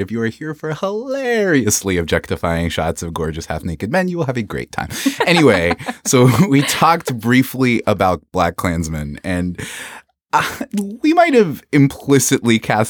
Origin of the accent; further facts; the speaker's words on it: the South, United States; I'm from the South and I went to Hampton.